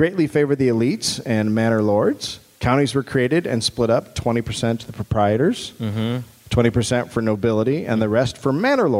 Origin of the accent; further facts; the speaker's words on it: United States; being an American